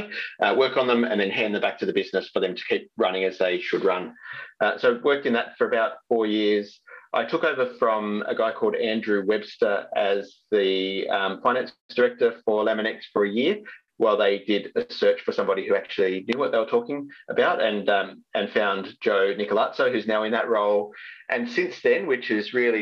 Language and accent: English; Sydney, New South Wales, Australia; moved away as an adult; also born or lived in Perth; now in Melbourne, Australia; I grew up in Sydney, but landed in Perth